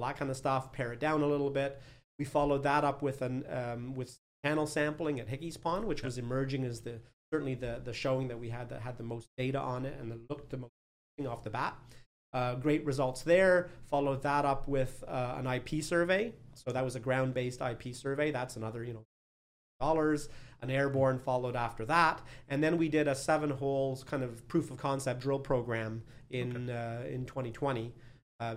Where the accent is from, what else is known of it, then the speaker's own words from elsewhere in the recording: Quebec, Canada; also born or lived in Newfoundland; I come from Quebec originally, from eastern half of the country.